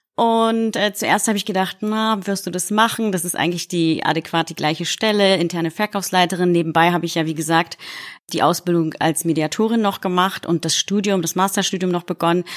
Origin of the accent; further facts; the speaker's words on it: Berlin, Germany; also born or lived in Poznań, Poland; geboren in Polen, in der wunderschönen Stadt Posen, aufgewachsen in Deutschland